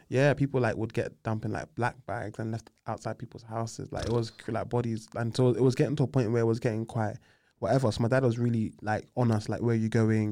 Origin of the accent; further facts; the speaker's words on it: London, United Kingdom; I grew up on the Aylesbury Estate, Southeast